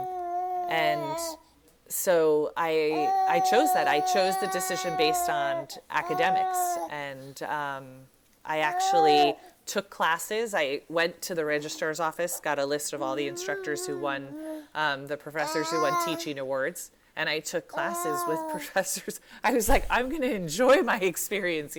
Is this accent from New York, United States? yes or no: yes; New York City, New York, United States; I was born in New York City.